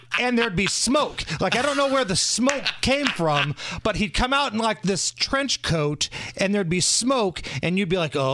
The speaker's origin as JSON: {"language": "English", "town": "Beech Grove", "region": "Indiana", "country": "United States", "tie": "born or raised there", "also_born_or_lived": "Muncie", "said": "Listen, I grew up in Beech Grove and went to school in Muncie."}